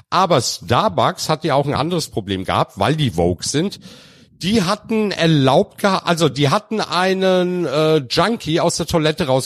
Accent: Turkey; now in Germany; als Türke hier in Deutschland.

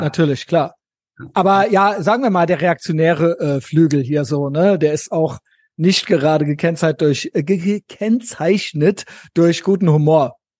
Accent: West Germany, Germany; ich bin ja so ein richtiger westdeutscher Kindheit, Jugend und so weiter

